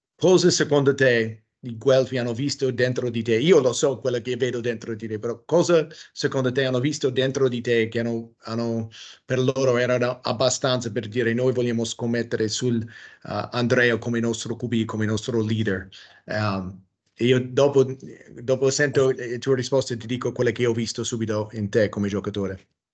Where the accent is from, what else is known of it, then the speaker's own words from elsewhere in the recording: United States; Italian is a second language; moved away; also born or lived in Italy; sono americano